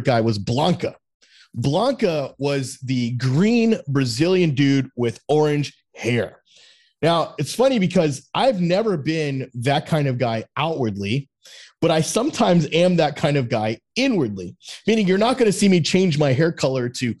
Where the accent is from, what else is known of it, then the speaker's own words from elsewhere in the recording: South Florida, United States; I grew up in South Florida where it's fucking 98 degrees all the time